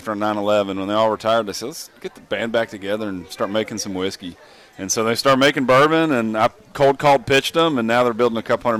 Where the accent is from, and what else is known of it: Kentucky, United States; born or raised there